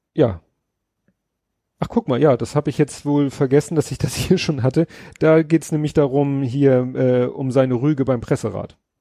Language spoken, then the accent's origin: German; Hamburg, Germany; ich als Schulkind in Hamburg in der Grundschule